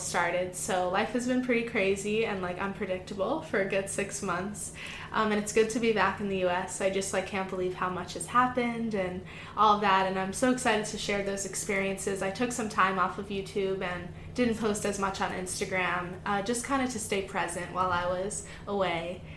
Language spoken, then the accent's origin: English; Florida, United States; moved away as an adult; also born or lived in Wisconsin; I'm originally from Florida, and that's where I grew up.